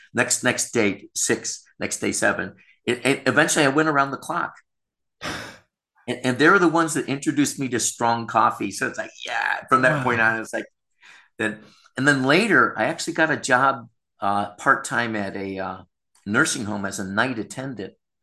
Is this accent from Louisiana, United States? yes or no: no; Rochester, New York, United States; now in Thailand; everyone knows everyone in Rochester. It's a relatively small town in upstate New York